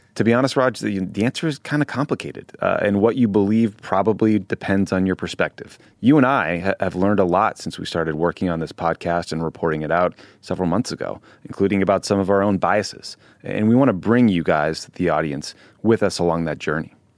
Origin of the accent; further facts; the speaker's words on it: near Boston, Massachusetts, United States; I grew up near Boston as a Red Sox fan